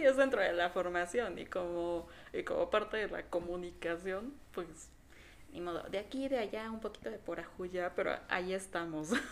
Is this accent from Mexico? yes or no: yes; Mexico; aquí en México. Sí, para que de los que no sepan somos de México.